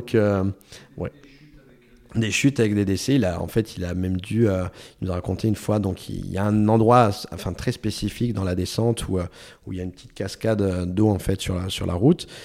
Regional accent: France; enfin, en tant que Français, quelque chose comme ça en France, la route est fermée, c'est tout.

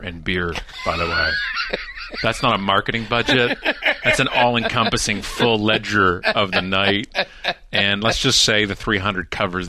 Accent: Oakville, Ontario, Canada; also born or lived in Ottawa; I was a young Canadian boy. And born and bred in Canada and just west of Toronto. Mm-hmm. I lived in places, Ottawa, the capital of our country.

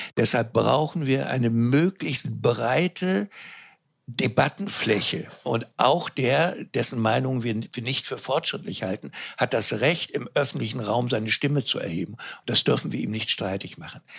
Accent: Mecklenburg-Vorpommern, Germany; Ich selber bin Mecklenburger

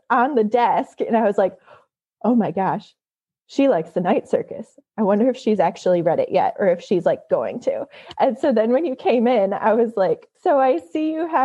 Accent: Michigan, United States; now in California, United States; I'm from Michigan, not Grand Rapids

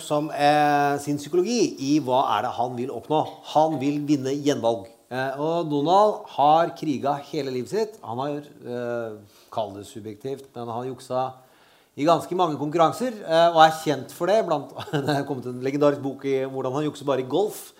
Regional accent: Østfold, Norway; Jeg er fra Østfold. Vi sier ikke rottepuling

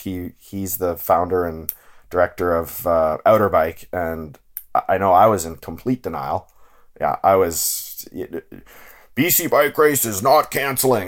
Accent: Ontario, Canada; growing up in Ontario

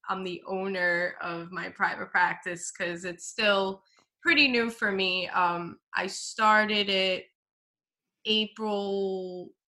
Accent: New York City, New York, United States; also born or lived in Brooklyn; I moved to Staten Island, I was like 2.5, and haven't moved out of Staten Island. I've been born and raised here

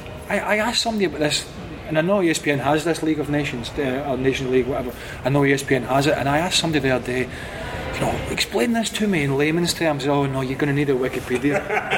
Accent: United Kingdom; moved away; Now I sit as a UK guy living as a resident

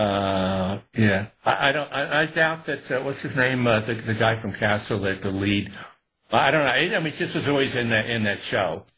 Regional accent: Newburgh, New York, United States; I was growing up in Newburgh in upstate

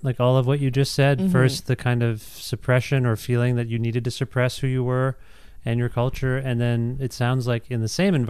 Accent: just outside of Guelph, Ontario, Canada; I think for me growing up just outside of Guelph

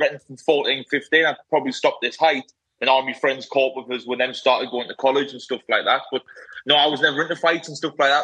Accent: Sunderland, North East England, United Kingdom; So I'm from Sunderland, in the northeast of England. I'm from like a small, but it used to be classed as a village, Castletown it was called.

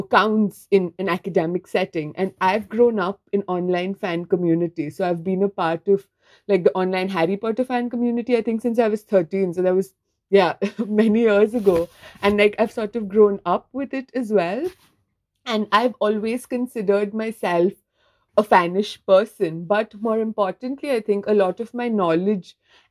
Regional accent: India; moved away as an adult; now in United Kingdom; I'm from India, currently living in the UK

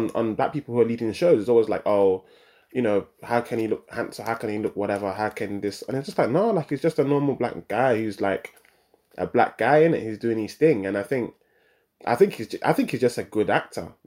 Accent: London, United Kingdom; growing up in London, my parents migrating over here

